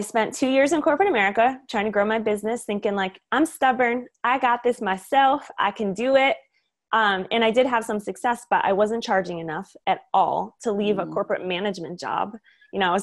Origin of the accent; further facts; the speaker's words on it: Michigan, United States; moved away as an adult; also born or lived in Florida; now in California, United States; I grew up in Michigan.